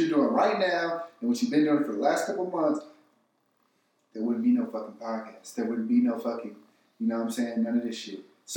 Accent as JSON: {"language": "English", "region": "California", "country": "United States", "said": "I'm from California"}